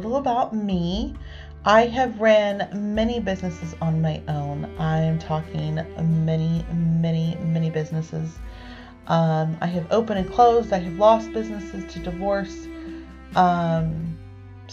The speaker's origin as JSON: {"language": "English", "region": "Northern California", "country": "United States", "tie": "born or raised there", "said": "lives in Northern California. I've been here my entire life. I've lived within 4 hours of my hometown my entire life."}